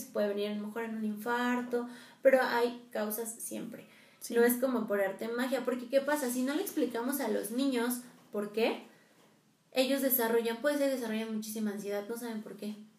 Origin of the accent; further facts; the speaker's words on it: Mexico; nosotros como mexicanos, eh, la festejamos mucho, Día de Muertos